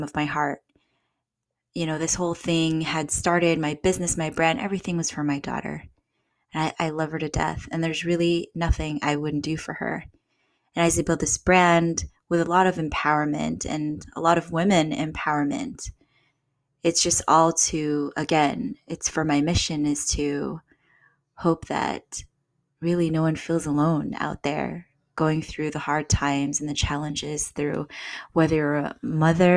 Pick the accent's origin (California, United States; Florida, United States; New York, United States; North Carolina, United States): California, United States; San Diego; moved away as an adult; also born or lived in Los Angeles / Bay Area; I'm from San Diego